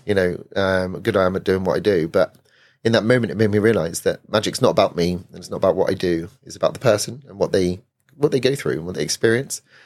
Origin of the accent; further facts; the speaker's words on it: Weymouth, South West England, United Kingdom; moved away as an adult; now in London, United Kingdom; I grew up in Weymouth